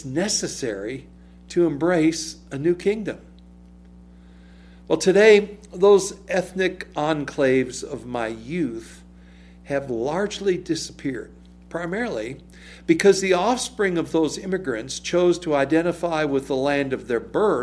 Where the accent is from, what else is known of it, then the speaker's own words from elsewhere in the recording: Chicago, Illinois, United States; As a young child growing up in Chicago